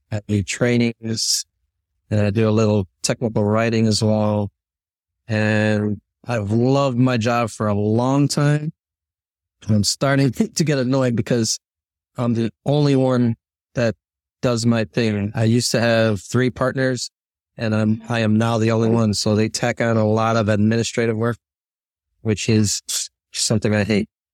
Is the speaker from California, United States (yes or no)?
no; Chicago, Illinois, United States; I'm born and raised in Chicago